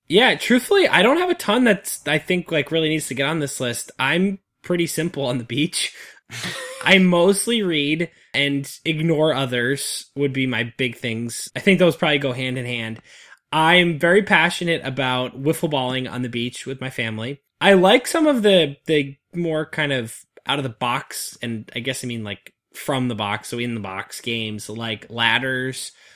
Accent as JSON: {"language": "English", "region": "New England", "country": "United States", "tie": "born or raised there", "said": "the beaches I grew up on in the New England area"}